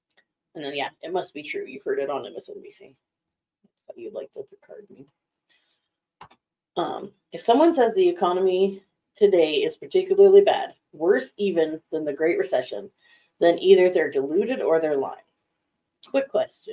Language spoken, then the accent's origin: English; Vail, Colorado, United States; I grew up in Vail